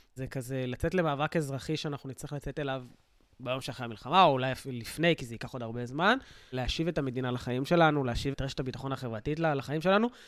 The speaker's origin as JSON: {"language": "Hebrew", "town": "Sderot", "region": "Southern District", "country": "Israel", "said": "כדרומי או כמילואימניק, אה, כשדרותי"}